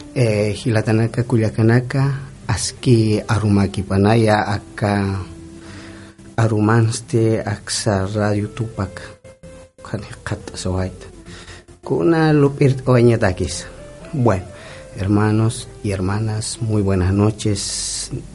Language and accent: Spanish; Colina Blanca community, Ingavi Province, La Paz, Bolivia; Yo soy colla, no y hablo el, el aymara. Mm. No, yo soy de la comunidad eh, Colina Blanca. Eh, eso queda actualmente ya en la provincia de Ingavi